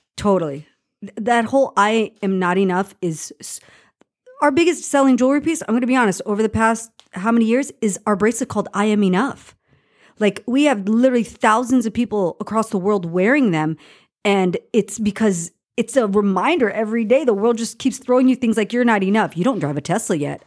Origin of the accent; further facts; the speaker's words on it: Los Angeles, California, United States; I grew up in Los Angeles